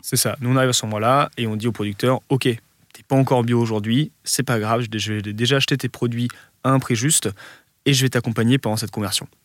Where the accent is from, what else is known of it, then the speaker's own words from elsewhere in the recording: Lille, Hauts-de-France, France; quand on est Lillois, la Belgique, c'est la porte à côté